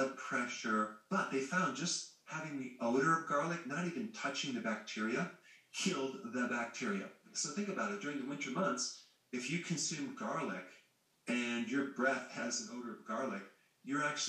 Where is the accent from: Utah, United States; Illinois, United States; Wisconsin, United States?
Wisconsin, United States; growing up in Wisconsin, where there's farms all around our neighborhood